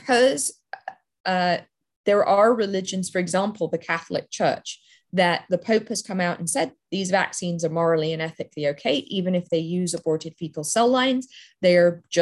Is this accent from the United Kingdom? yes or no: yes; England, United Kingdom; now in United States; I grew up in England